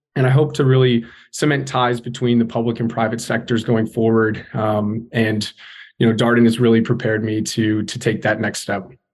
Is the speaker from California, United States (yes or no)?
yes; California, United States; moved away; I'm from California originally